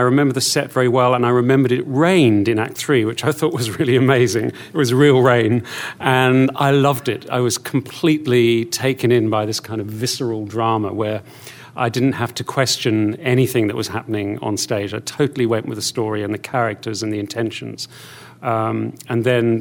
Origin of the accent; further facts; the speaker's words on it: Australia; I grew up in Australia. That's where I'm from, where I was born and educated